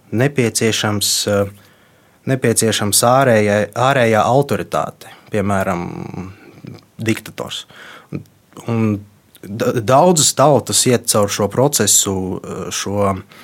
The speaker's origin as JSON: {"language": "Latvian", "country": "Latvia", "tie": "born or raised there", "first_language": "Russian", "second_language": "Latvian", "said": "esmu dzīvojis visu mūžu Latvijā, mana identitāte ir formējusies Latvijā"}